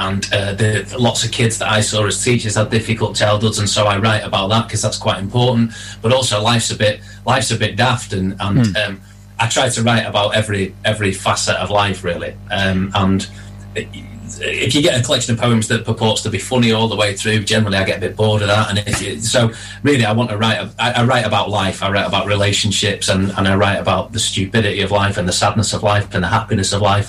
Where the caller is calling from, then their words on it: Cheadle, North West England, United Kingdom; No, I live in a place called Cheadle in Stockport, so I'm not too far away from you guys.